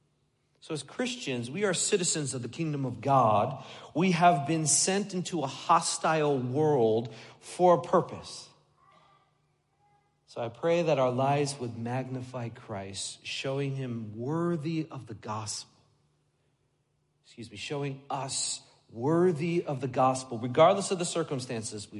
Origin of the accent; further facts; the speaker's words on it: United States; I grew up just outside New York City